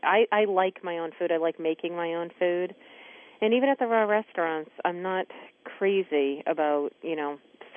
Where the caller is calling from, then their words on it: Maine, United States; I'm calling in from Maine.